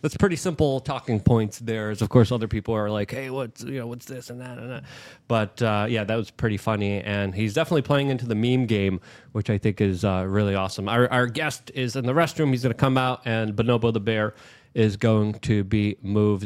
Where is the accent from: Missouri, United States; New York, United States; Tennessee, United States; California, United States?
New York, United States; New York City; now in Miami, United States; I'm a refugee from New York City.